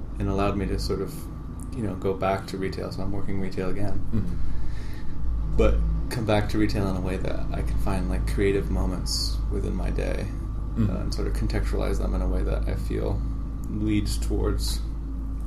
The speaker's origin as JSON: {"language": "English", "town": "Providence", "region": "Rhode Island", "country": "United States", "said": "So I'm originally from Providence. I grew up in a family, oldest of five children"}